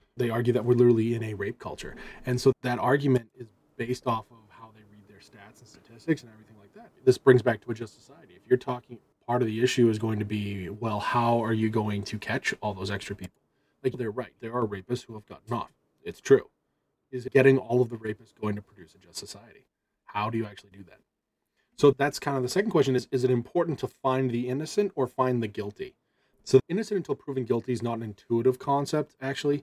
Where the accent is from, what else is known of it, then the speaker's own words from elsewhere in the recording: Massachusetts, United States; I'm always from Massachusetts